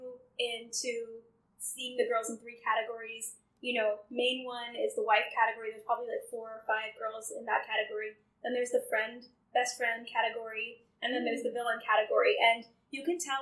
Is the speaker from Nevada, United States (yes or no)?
no; Bay Area, Northern California, United States; moved away; also born or lived in Houston, Texas; I'm originally from Northern California, from the Bay Area